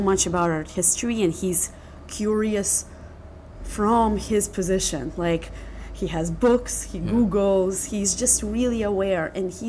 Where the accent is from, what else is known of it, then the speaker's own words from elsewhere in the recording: Philadelphia, Pennsylvania, United States; also born or lived in Russia; So I grew up in Philadelphia, two different neighborhoods. First, kind of immigrant neighborhood, mm-hmm. not downtown. And then at the age of 17, I started Penn and I moved to West Philly.